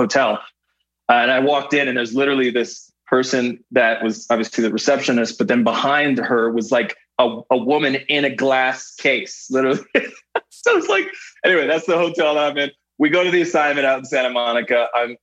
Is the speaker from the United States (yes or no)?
no; Canada; born or raised there; moved away as an adult